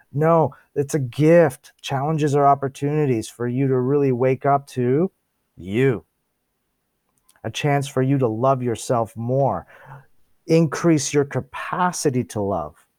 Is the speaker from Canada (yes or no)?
yes; Toronto, Ontario, Canada; I was born here in Toronto, Ontario